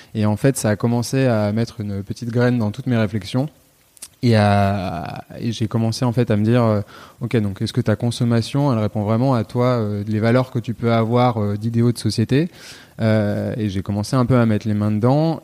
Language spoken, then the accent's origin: French; Lyon, Auvergne-Rhône-Alpes, France; also born or lived in Nantes; je suis originaire de Lyon